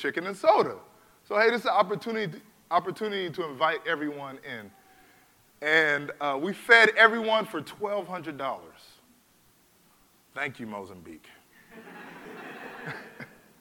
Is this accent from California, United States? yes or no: yes; California, United States; I was born in California, man. I'm about as American as you are